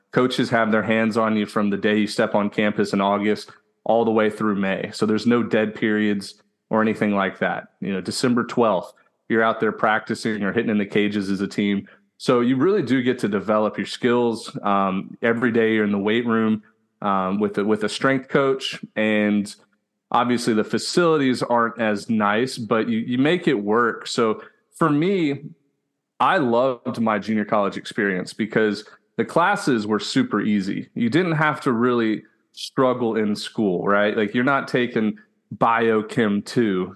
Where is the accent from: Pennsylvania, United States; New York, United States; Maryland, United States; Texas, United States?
Texas, United States; Houston; I'm from Houston, Texas, born and raised